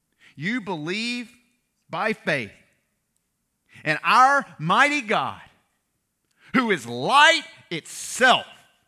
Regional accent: Louisiana, United States; I grew up in Louisiana. My family's from Mississippi. All right, I went to school in Arkansas.

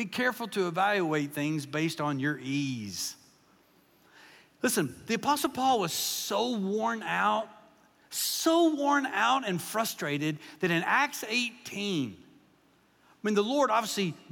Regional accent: Kentucky, United States; moved away; I pastored in Kentucky for 14 years, and I grew up in Kentucky

